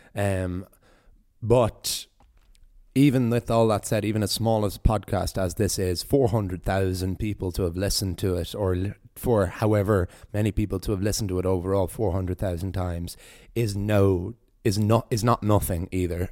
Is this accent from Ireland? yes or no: yes; Wicklow, Leinster, Ireland; born or raised there